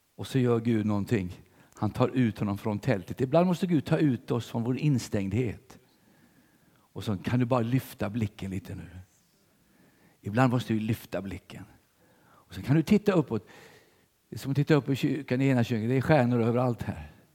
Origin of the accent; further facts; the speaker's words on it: Sweden; som svensk